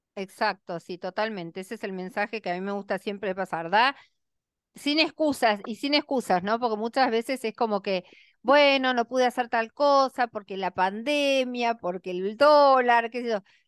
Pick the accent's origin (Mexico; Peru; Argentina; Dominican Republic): Argentina